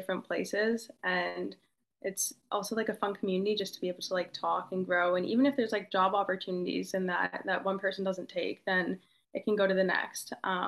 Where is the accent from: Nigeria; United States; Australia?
Australia; moved away; in my hometown. It's in Australia